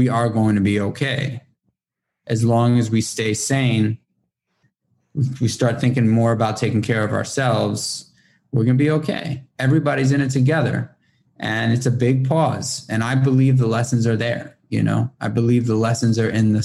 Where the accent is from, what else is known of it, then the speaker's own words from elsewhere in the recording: New York City, New York, United States; moved away as an adult; now in upstate New York, United States; I'm born and raised in Manhattan in New York City